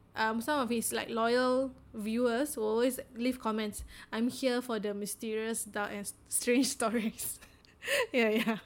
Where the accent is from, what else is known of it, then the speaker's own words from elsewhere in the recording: Singapore; as Singaporean designers, we tend to have very high context communication